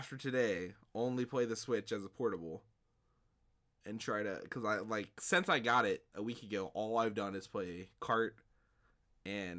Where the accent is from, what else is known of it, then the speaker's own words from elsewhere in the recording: Midwest, United States; we're both from the Midwest